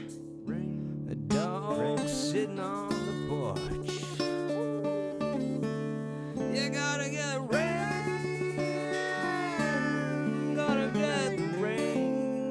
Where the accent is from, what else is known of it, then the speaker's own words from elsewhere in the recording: Louisiana, United States; I'm from Louisiana. My mama's from Louisiana. A lot of people from Louisiana.